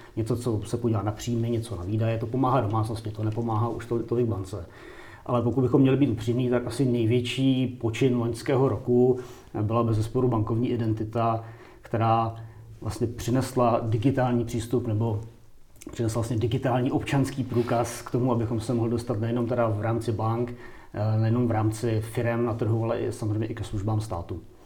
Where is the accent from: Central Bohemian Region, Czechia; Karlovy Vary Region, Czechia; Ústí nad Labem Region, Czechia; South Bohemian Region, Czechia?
Central Bohemian Region, Czechia; Kladno; já jsem třeba z Kladna, jako původem pocházím